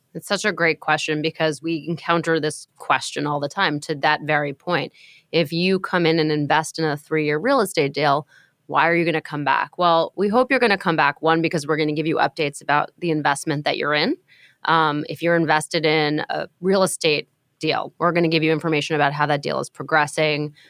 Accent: New York, United States; I'm a New Yorker, and I'm a lifelong renter

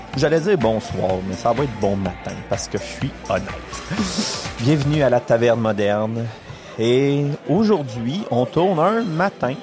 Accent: Quebec, Canada

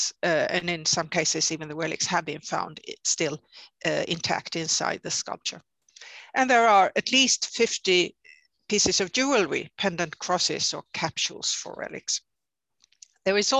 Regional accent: Växjö, Kronoberg County, Sweden; also born or lived in Oslo, Norway; now I'm back not only in my native country, but even in my native town or my hometown where I grew up, Växjö

